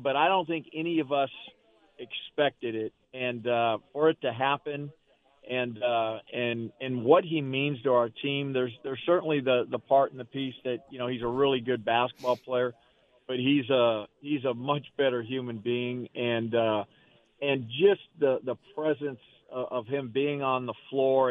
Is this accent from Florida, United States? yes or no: no; Arizona, United States; Growing up in in Arizona